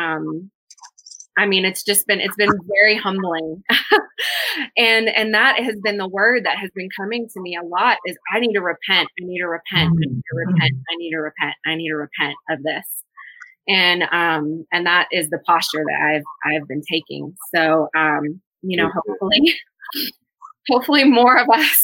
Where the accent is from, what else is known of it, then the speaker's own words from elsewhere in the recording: small town in Tennessee, United States; moved away as an adult; also born or lived in Washington, D.C.; moving out of my small town in Tennessee